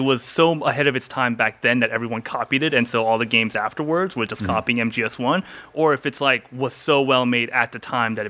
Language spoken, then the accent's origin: English; Seoul, South Korea; moved away; I grew up in Seoul at this time